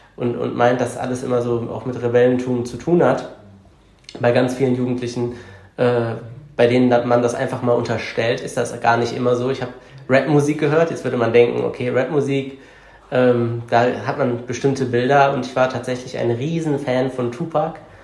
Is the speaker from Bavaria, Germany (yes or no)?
no; Cologne, North Rhine-Westphalia, Germany; Ich bin eine Kölsche Jung, also ich bin Kölner, ich bin in, im Stadtbezirk Köln-Kalk geboren und aufgewachsen und lebe da auch bis heute noch.